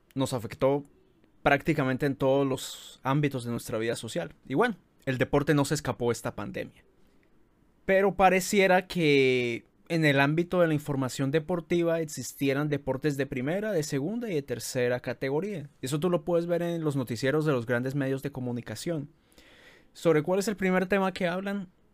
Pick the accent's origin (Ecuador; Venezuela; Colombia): Colombia; aquí en nuestro país